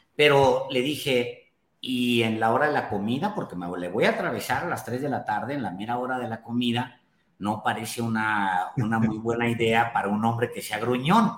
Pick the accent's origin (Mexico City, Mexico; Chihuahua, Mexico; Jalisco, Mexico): Chihuahua, Mexico; Ciudad Juárez; mi barrio bravo de Ciudad Juárez